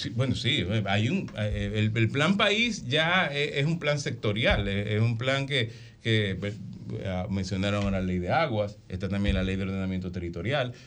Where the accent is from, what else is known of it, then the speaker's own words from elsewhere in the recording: San Cristóbal, Dominican Republic; San Cristóbal, mi pueblo